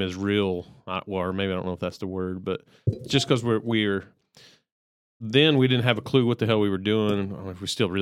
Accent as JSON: {"language": "English", "region": "Texas", "country": "United States", "said": "I'm Texan"}